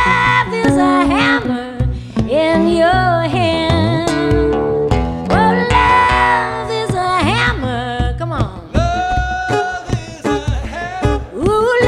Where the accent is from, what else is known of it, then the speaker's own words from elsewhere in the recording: New Jersey, United States; I'm from New Jersey.